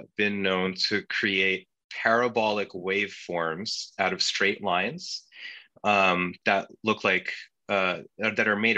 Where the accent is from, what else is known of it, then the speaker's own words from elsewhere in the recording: Turkey; first language Turkish; English is a second language; now in New York, United States; I'm Turkish. I'm an immigrant. I'm a first generation immigrant